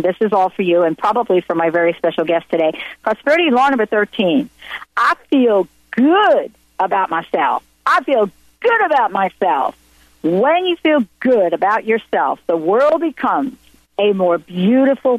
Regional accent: New York City, New York, United States; also born or lived in New Jersey; I grew up in the Bronx, Italian Catholic household

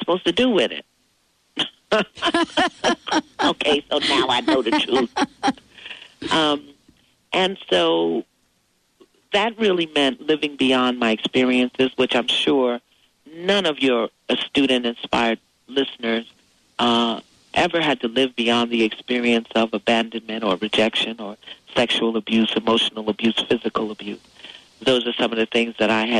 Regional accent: New York City, New York, United States; as an African-American in the 50s growing up in New York City

